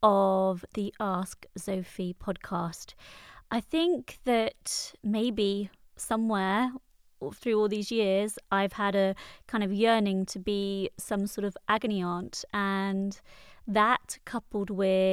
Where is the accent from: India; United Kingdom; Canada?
United Kingdom; Wales; People often tell me I don't sound Welsh, even though I am from Wales, but I think it came out then.